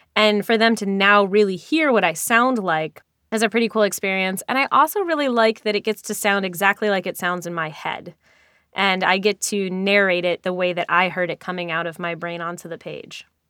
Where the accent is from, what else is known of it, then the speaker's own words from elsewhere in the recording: New York, United States; a New Yorker myself